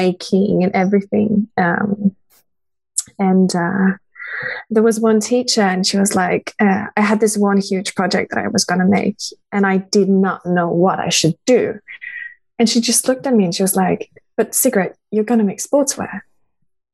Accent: Norway; also born or lived in Denmark; I grew up in Norway. Like, I am Danish, but I grew up in Norway.

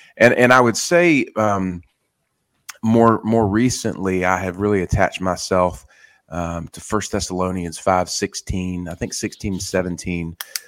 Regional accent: the South, United States; I've had a long relationship with the Word growing up in the South.

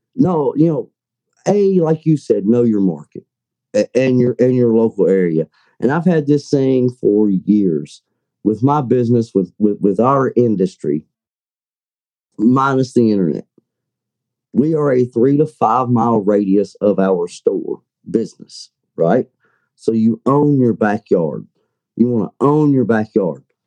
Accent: Kentucky, United States; I'm from Kentucky

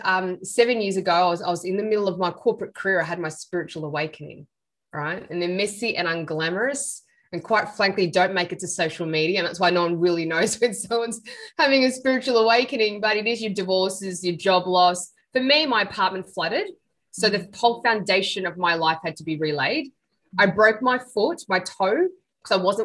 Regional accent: Sydney, New South Wales, Australia; I'm Sri Lankan. I was born in Sydney

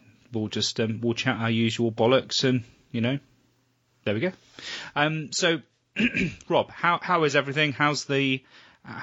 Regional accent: England, United Kingdom; we're English

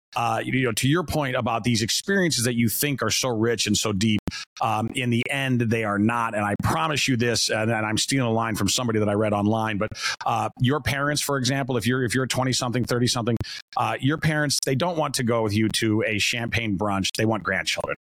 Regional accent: Chicago, Illinois, United States; moved away as an adult; as a Chicagoan uh, to have to sort of own this as somebody who used to live in Chicago

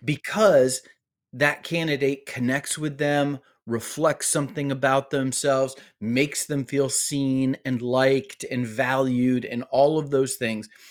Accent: Arkansas, United States; my home state of Arkansas

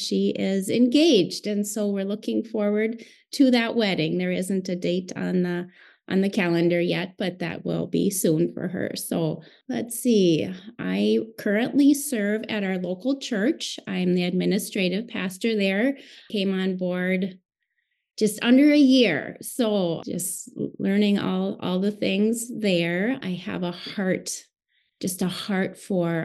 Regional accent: Central Minnesota, United States; I am from Central Minnesota

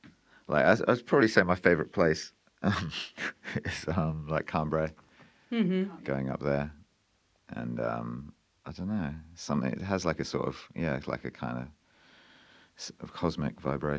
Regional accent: Cornwall, South West England, United Kingdom; I was born in Cornwall as the first member of my family to be born in Cornwall. I didn't grow up in a Cornish family, but I've lived in Cornwall all my life and I've never left.

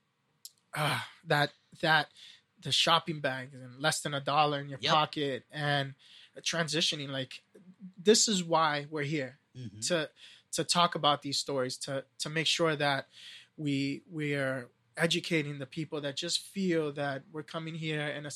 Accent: New York City, New York, United States; first language English; I was born here, and I was born in Brooklyn

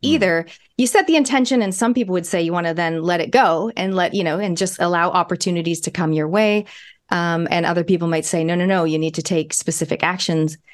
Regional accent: Canada; now in New Zealand; my parents are Kiwis, my grandparents are Kiwis. I was born in Canada. This accent has been with me my whole life.

